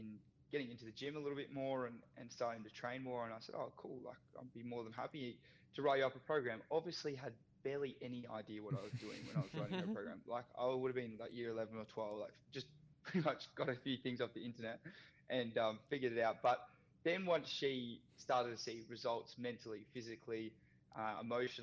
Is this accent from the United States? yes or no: no; Australia; played a whole bunch of sports as everyone does growing up in Australia